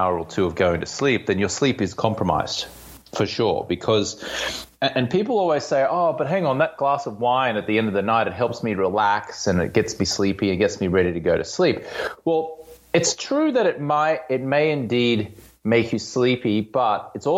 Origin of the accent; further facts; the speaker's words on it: Australia; also born or lived in London, United Kingdom; now in Venice Beach, United States; I'm Australian-American. I live in Venice Beach, California.